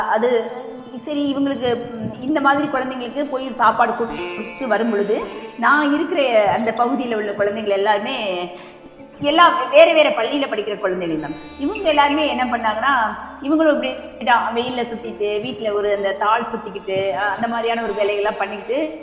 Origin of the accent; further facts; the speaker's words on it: Kovilpatti, Tamil Nadu, India; சொந்த ஊர் வந்து கோவில்பட்டி மேம் தூத்துக்குடி மாவட்டம் கோவில்பட்டி